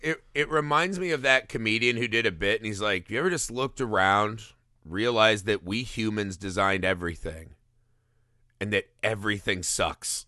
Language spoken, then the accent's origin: English; United States